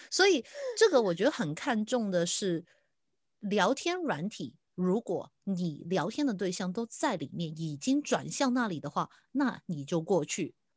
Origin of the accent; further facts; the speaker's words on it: Hong Kong; 对我们香港人来说